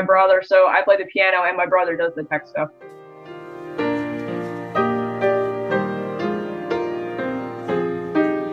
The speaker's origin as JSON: {"language": "English", "town": "Otsego", "region": "Michigan", "country": "United States", "said": "I'm from Otsego, Michigan."}